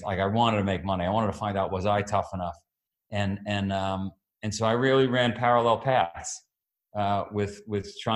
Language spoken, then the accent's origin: English; New York City, New York, United States; I grew up in Queens